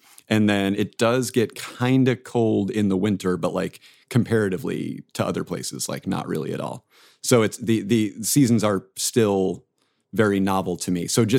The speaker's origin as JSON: {"language": "English", "region": "Arizona", "country": "United States", "tie": "born or raised there", "said": "I grew up in Arizona"}